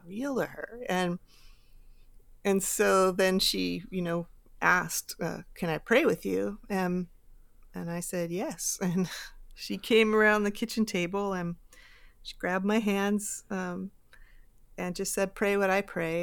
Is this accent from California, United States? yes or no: yes; Bay Area, California, United States; I grew up here in the Bay Area